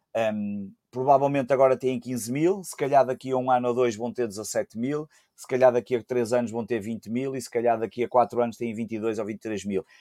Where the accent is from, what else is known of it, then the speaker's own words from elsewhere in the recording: Porto, Norte, Portugal; somos do Porto e somos do Sporting, do Porto Cidade